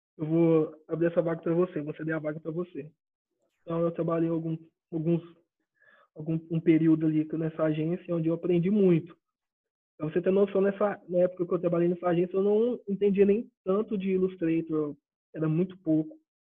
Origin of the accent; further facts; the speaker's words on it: Ituverava, São Paulo, Brazil; sou de Ituverava, interior de São Paulo, uma cidade que ninguém conhece, é o fim do mundo aqui